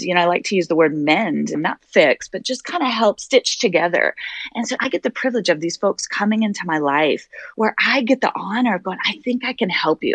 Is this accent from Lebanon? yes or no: no; Wyoming, United States; now in Boston, United States; I'm originally from Wyoming.